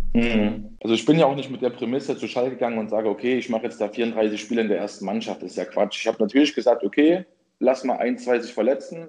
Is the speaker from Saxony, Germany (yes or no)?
yes; Leipzig, Saxony, Germany; Ich bin gebürtiger Leipziger